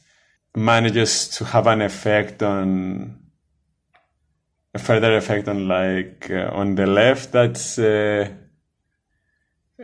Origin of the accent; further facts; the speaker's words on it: Cyprus; first language Greek; English is a second language; moved away; my home country is Cyprus, which is a different country from Greece, though we speak the same language.